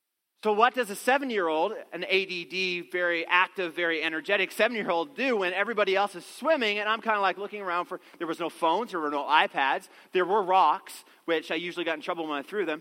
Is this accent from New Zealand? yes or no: no; Newfoundland and Labrador, Canada; I grew up in the East Coast, a little town in Newfoundland, and there was this beautiful river that ran through our town